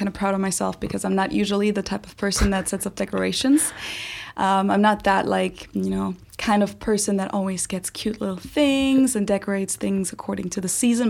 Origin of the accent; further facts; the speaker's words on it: Munich, Bavaria, Germany; I'm from the south of Germany. For those of you who don't know, I'm from Munich, which is in Bavaria.